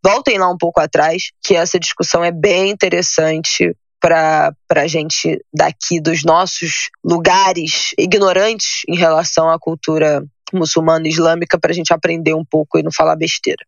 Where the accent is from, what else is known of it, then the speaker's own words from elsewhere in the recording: Brazil; como brasileira